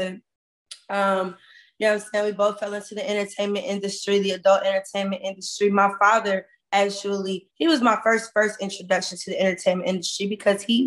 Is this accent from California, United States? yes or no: yes; Compton, California, United States; I'm from Compton, California